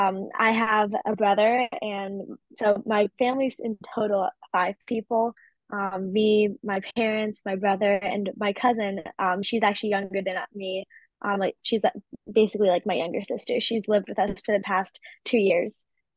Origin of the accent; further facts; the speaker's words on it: Eagle Harbor, Michigan, United States; born there; Yeah, I was born in the northern peninsula of Michigan, up in the middle of nowhere, basically, in this little town called Eagle Harbor